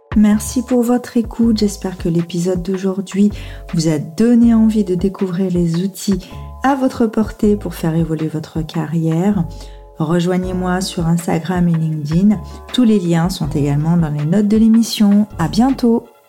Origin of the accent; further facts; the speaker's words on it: Saône-et-Loire, Bourgogne-Franche-Comté, France; moved away as an adult; also born or lived in Lyon; je suis originaire du département de la Saône-et-Loire